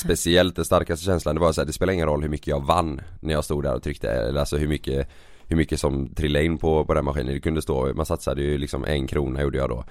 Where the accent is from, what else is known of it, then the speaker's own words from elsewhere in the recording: Partille, Västra Götaland, Sweden; also born or lived in Gothenburg; jag växte upp i, i Partille